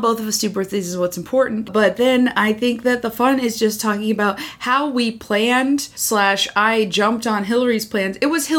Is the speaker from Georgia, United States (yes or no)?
no; Western New York, United States; I'm from Western New York